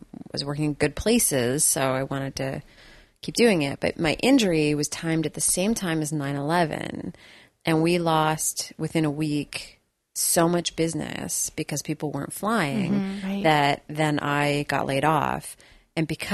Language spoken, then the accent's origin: English; Sidney, British Columbia, Canada; moved away as an adult; also born or lived in Victoria, Canada; now in Vancouver, Canada; I grew up in Sydney, outside of Victoria